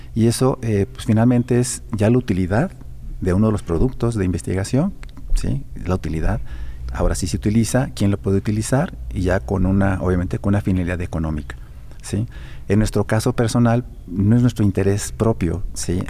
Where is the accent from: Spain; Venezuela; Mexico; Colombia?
Mexico; also born or lived in Europe; now in Aguascalientes, Mexico; como mexicano y como aguascalentense adoptivo